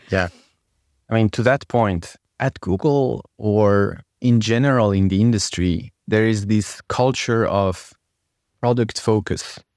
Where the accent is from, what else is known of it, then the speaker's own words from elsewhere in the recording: France; English is a second language; moved away; I was born and raised in France from Persian parents